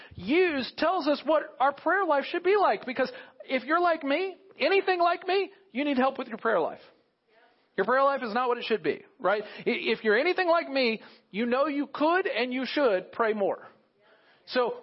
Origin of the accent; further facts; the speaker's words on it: United States; as American Christians, those who call us ourselves believers in America